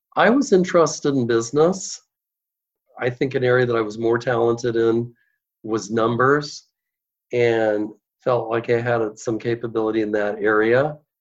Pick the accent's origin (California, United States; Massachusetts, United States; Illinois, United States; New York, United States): California, United States; Los Altos Hills; I'm from Los Altos Hills, California, which is right near Palo Alto in the heart of Silicon Valley. And when I grew up, Silicon Valley was not yet Silicon Valley